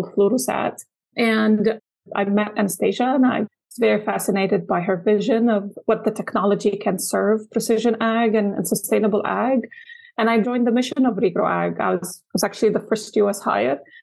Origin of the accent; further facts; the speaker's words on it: Lebanon; moved away as an adult; also born or lived in Utah, United States; now in United States; I'm born and raised in Lebanon